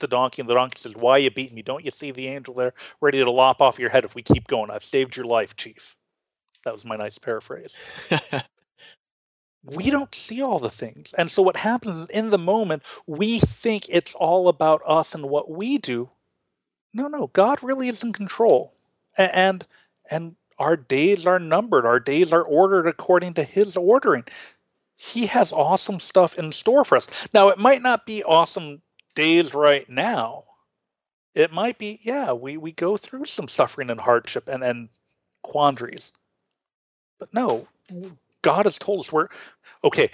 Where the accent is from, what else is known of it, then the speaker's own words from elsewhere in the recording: United States; now in Illinois, United States; As Americans, we are hyper-individualistic